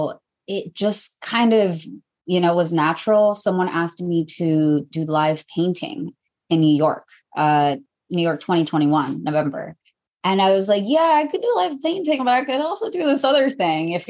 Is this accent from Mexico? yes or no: yes; Mexico; I'm from Mexico